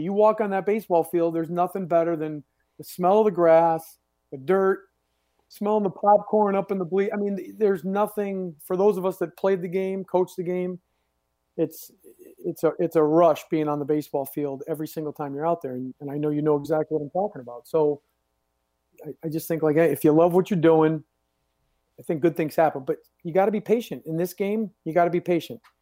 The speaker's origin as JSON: {"language": "English", "region": "New England", "country": "United States", "tie": "born or raised there", "said": "I grew up here in New England"}